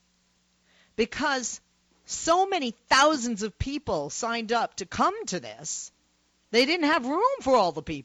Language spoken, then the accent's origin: English; Boston, Massachusetts, United States; now in Los Angeles, United States; I'm originally from Boston. It's my home, even though I live in Los Angeles